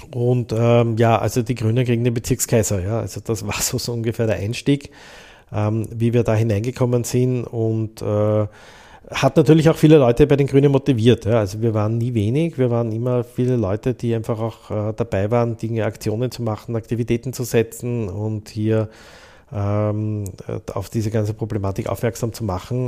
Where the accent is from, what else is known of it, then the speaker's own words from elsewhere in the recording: Vienna, Austria; Ich bin ja eben in der Cottagegasse in die Volksschule gegangen, in der ähm, Klostergasse ins Gymnasium gegangen